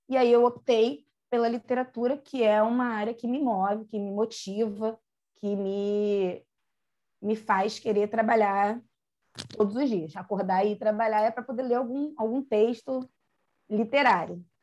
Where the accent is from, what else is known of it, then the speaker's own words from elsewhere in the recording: Rio de Janeiro, Brazil; hoje eu estou morando no Recreio, mas eu moro, na verdade, em Pedra de Guaratiba, que eu sou de lá